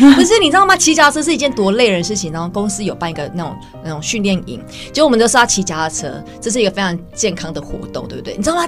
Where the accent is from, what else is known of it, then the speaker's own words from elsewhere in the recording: Taiwan; 我们台湾人